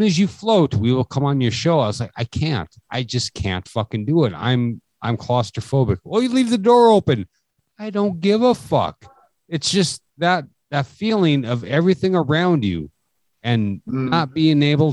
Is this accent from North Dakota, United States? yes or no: yes; North Dakota, United States; we're from North Dakota